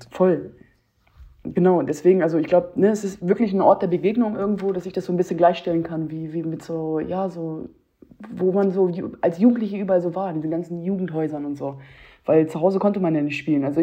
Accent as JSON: {"language": "German", "town": "Hanover", "region": "Lower Saxony", "country": "Germany", "said": "ich kenne das aus Hannover, ich bin aus Hannover, ich meine, das ist auch ein Dorf irgendwo an sich."}